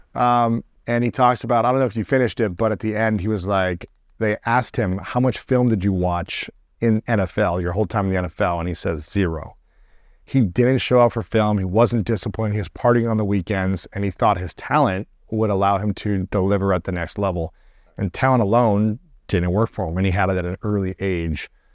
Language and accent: English; Columbus, Ohio, United States; my hometown, so Columbus